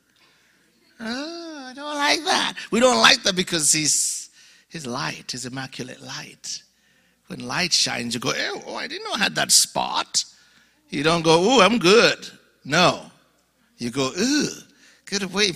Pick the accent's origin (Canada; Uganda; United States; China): Uganda; accent: mixture of accents; moved away; I'm from Uganda, born and raised in Uganda, Alabama. No, Uganda, Africa.